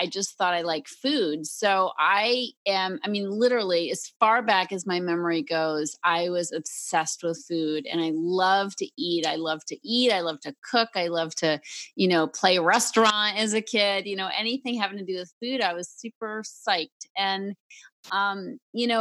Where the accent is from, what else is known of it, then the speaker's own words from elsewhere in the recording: Concord, Massachusetts, United States; moved away; Raised in Concord, Mass., the beautiful historic town